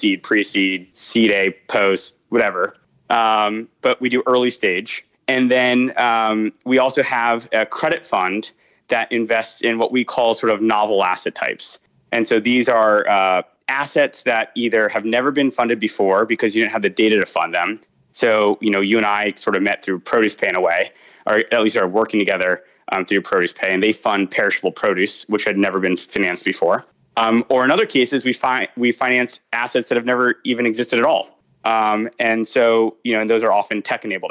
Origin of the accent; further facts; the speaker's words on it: Agoura Hills, California, United States; moved away as an adult; also born or lived in New York; I grew up in Agoura Hills, which is not Malibu